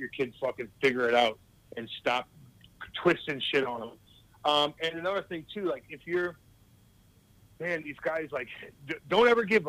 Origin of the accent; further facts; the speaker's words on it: St. Louis, Missouri, United States; no one told me I was ever going to make it because I'm from St. Louis, and I did it too.